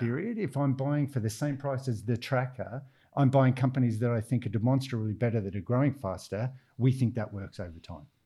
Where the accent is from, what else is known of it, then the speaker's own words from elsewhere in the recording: Australia; accent: Australian; now in London, United Kingdom; I'm Australian from the accent